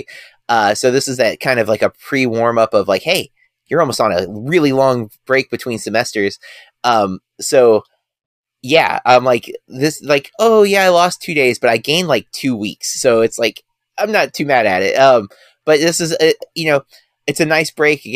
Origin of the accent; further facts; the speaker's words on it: United States; I, as an American